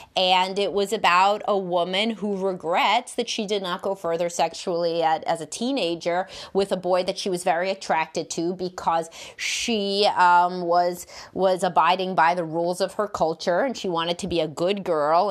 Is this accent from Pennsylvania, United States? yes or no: no; New York City, New York, United States; I grew up in Brooklyn